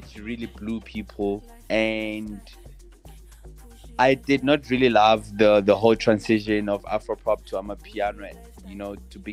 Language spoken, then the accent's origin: English; Tembisa, Gauteng, South Africa; growing up in Tembisa